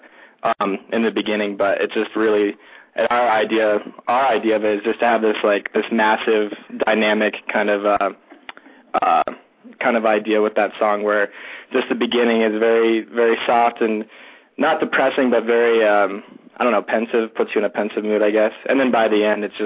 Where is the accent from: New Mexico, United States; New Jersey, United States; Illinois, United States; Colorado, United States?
Colorado, United States; Denver; we are all from Denver, Colorado.